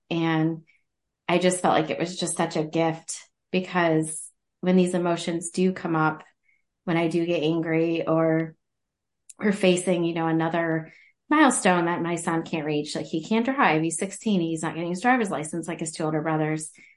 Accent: Central Ohio, United States; I'm from Central Ohio

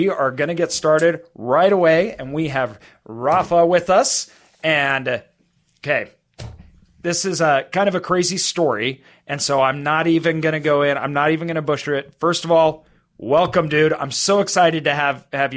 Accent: Idaho, United States; I grew up in Idaho

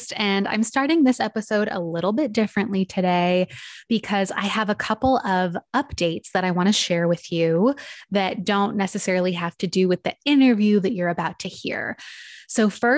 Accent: San Diego, California, United States; driving distance from my hometown

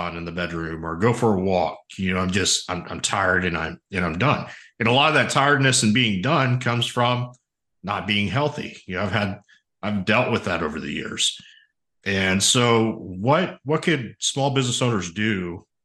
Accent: Kingwood, Texas, United States; my hometown of Kingwood, Texas

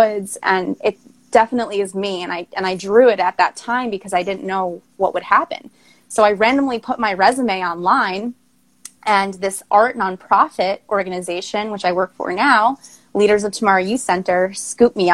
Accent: Long Island, New York, United States; moved away as an adult; also born or lived in Queens, New York; now in Baltimore, United States; I'm initially from Queens, New York, and I grew up on Long Island. I moved to Baltimore to go to Towson University

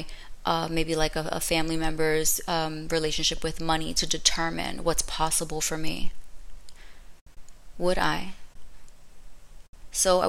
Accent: Orlando, Florida, United States; also born or lived in Brooklyn, New York; I'm just a girl from Brooklyn who moved to Orlando. I was raised in Orlando.

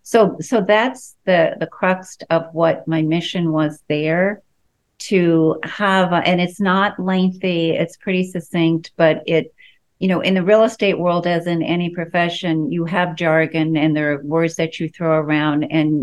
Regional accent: East Coast, United States; also born or lived in Colorado; now in Washington, D.C., United States; And I'm from the East Coast originally, so I feel like I'm coming home.

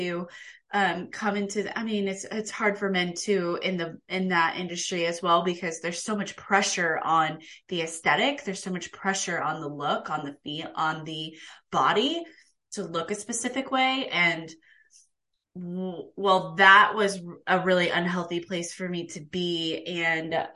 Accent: Kansas, United States; I grew up in Kansas

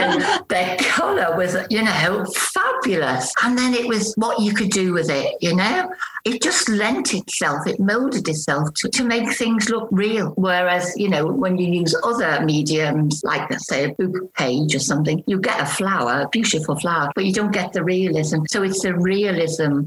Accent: Liverpool, North West England, United Kingdom; now in Taunton, United Kingdom; But I'm originally from Liverpool. So you may pick up a bit of an accent.

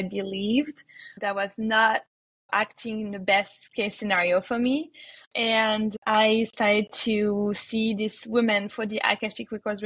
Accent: France; moved away as an adult; also born or lived in New York; now in United States; I was born in France

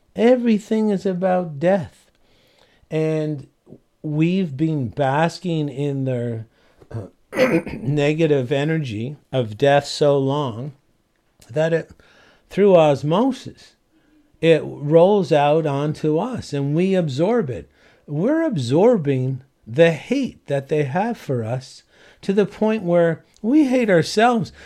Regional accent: St. John's, Newfoundland and Labrador, Canada; moved away; I was from Saint John's, Newfoundland

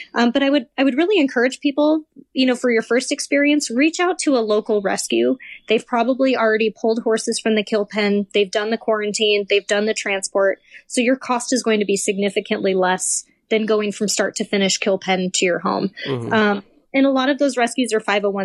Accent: Midwest, United States; now in Arizona, United States; I'm from the Midwest

